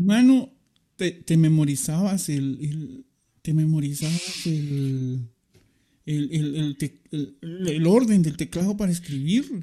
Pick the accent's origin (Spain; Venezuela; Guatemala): Guatemala; somos guatemaltecos